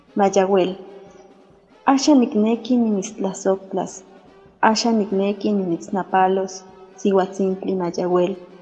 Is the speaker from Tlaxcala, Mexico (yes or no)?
yes; San Pablo del Monte, Tlaxcala, Mexico; yo nací y vivo en San Pablo del Monte Tlaxcala